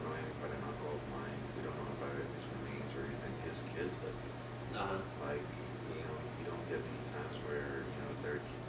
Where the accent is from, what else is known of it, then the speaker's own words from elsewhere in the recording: Bosnia & Herzegovina; also born or lived in Croatia; now in United States; my city in Bosnia.